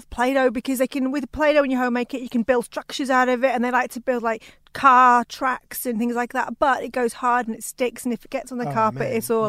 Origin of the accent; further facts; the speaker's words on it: Wales, United Kingdom; moved away; I grew up in Wales